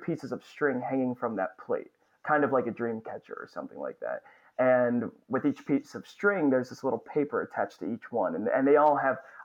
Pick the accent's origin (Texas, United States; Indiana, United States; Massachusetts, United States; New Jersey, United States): New Jersey, United States; Northern; moved away as an adult; also born or lived in Astoria, Queens, New York; now in Queens, New York, United States; I grew up in Northern New Jersey.